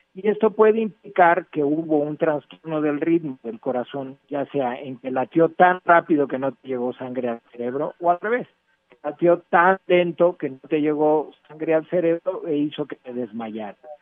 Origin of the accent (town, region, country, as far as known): Mexico